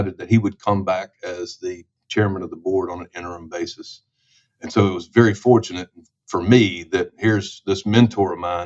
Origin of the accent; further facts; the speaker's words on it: Memphis, Tennessee, United States; my hometown of Memphis, Tennessee